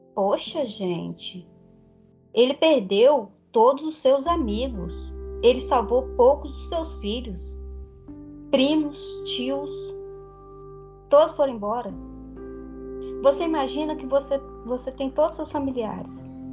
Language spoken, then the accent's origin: Portuguese; Brazil; eu sou brasileira